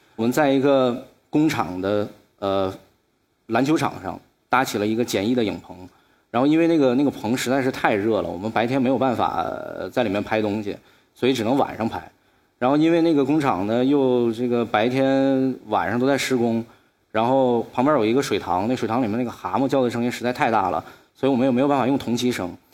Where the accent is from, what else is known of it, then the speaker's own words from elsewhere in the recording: Shenyang, Liaoning, China; 我今年二十九岁，我出生于沈阳一个非常普通家庭里面，我爸爸是一个室内设计师